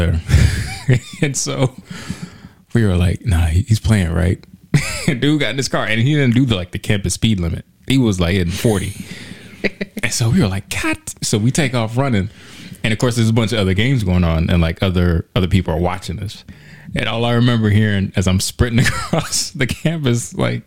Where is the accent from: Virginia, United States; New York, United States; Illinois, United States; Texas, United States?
New York, United States; New York City; I'm from the Bronx.